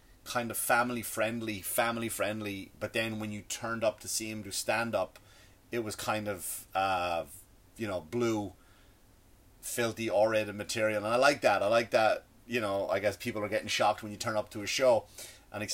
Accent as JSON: {"language": "English", "country": "Ireland", "accent": "Irish", "said": "my Irish accent, like tree, we say tree"}